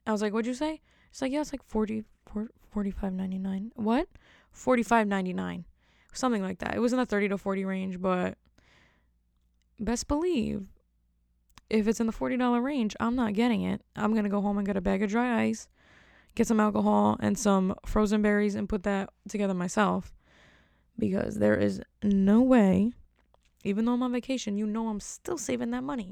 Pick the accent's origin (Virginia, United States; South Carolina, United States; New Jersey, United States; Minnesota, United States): New Jersey, United States; I'm from Jersey, so everything in Jersey is totally different